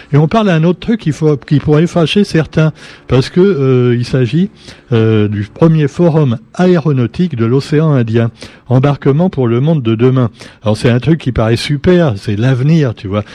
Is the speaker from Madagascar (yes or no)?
yes; Madagascar; chez nous à Madagascar